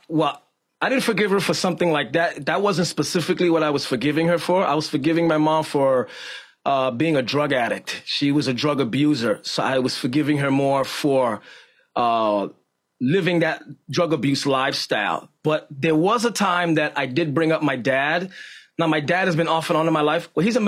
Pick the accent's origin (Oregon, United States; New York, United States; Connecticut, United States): New York, United States; Bronx; In the Bronx.